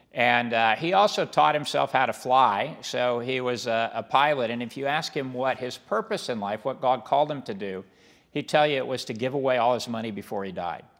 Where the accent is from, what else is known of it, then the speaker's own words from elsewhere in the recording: Hesston, Kansas, United States; where I grew up in Heston was about twenty minutes from where, uh, the, you know, where Wichita is